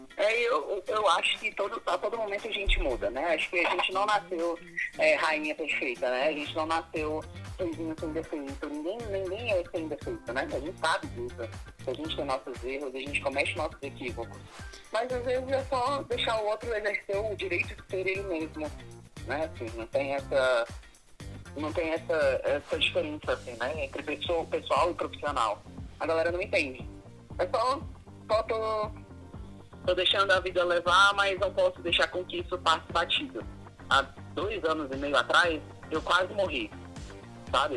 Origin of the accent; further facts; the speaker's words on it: Formosa, Goiás, Brazil; also born or lived in Brasília / São Paulo; now in Formosa, Brazil; vim abrir um restaurante na cidade de eu nasci, é em Formosa